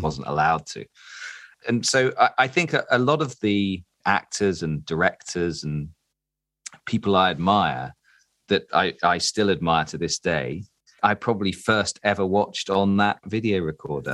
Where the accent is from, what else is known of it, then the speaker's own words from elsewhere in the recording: Derby, East Midlands, United Kingdom; moved away; I'm originally from Derby